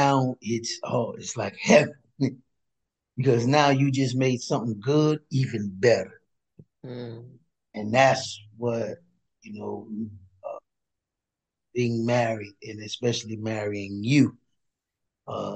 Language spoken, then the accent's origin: English; Miami, Florida, United States; As a kid, I grew up in Liberty City, and I grew up in projects, Liberty City.